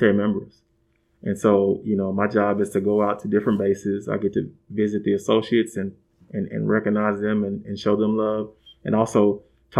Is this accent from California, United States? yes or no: no; Shreveport, Louisiana, United States; moved away as an adult; I'm originally from Shreveport, Louisiana